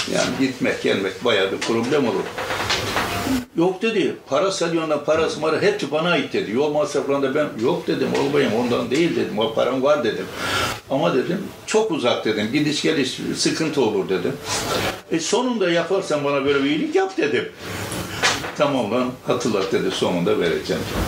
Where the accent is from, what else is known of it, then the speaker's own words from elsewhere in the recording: Kılıçkaya, Artvin, Turkey; now in Istanbul, Turkey; memleketimiz Artvin. Artvin, Yusufeli. Yusufeli'nin Kılıçkaya diye bir kazası var. Eski ismi Ersiz, sonra Kılıçkaya yapmışlar. Kılıçkaya'da doğduk, orada büyüdük.